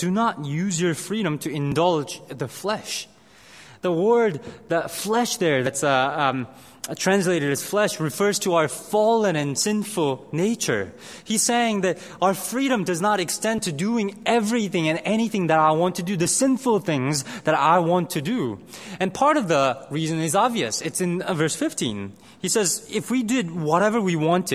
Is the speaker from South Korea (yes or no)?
yes; South Korea; moved away; I grew up in Korea